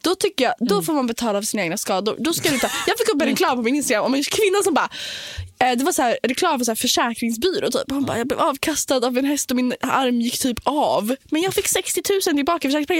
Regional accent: Nacka, Stockholm County, Sweden; also born or lived in Copenhagen; jag är från Nacka

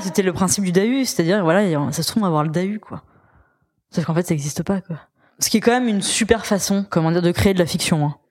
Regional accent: Auvergne-Rhône-Alpes, France; je suis auvergnate

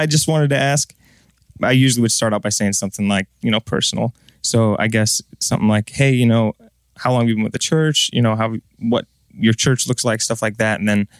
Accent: Washington, United States; now in Nashville, United States; We're a two-man group. We're from Washington State, currently based out of Nashville.

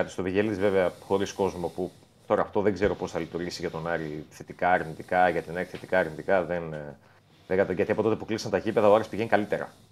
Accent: Thessaloniki, Central Macedonia, Greece; born there; Ε, εγώ ε, έχω και από την Κύπρο και την μητέρα μου από εκεί. Ε, και γεννήθηκα στη Θεσσαλονίκη.

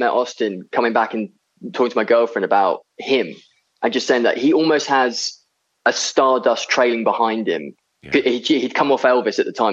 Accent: Seaford, South East England, United Kingdom; I grew up in a little town on the south coast called Seaford

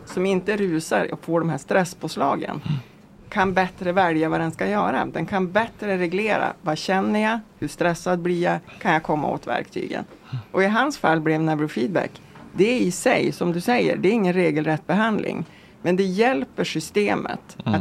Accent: Vilhelmina, Västerbotten County, Sweden; also born or lived in Lycksele / Stockholm; now in Mellansel, Sweden; Jag kommer från alltså, Vilhelminafjällen från början, sen är det mm. Lycksele och sen nu bor jag i eh, världsmetropolen Mellansel utanför Örnsköldsvik.

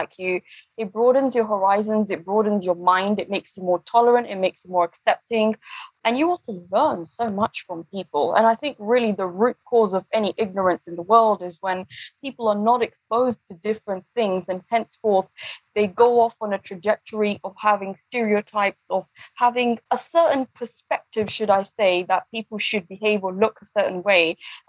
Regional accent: London, United Kingdom; born there; also born or lived in East Africa / United States / France; My mother is from Kenya. My dad is from Uganda. We're obviously based on South Asian origin. And I was born in London, but I also lived a lot of the time in East Africa. I've lived in the US and I've also lived in France as well.

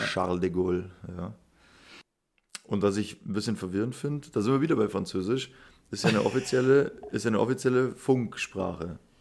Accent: Munich, Bavaria, Germany; ich bin ja selber Münchner

